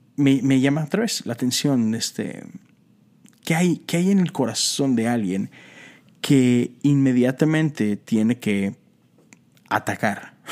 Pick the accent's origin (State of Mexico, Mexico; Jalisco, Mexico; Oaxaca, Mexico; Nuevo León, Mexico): Nuevo León, Mexico; Monterrey; Soy mexicano y soy de Monterrey, Nuevo León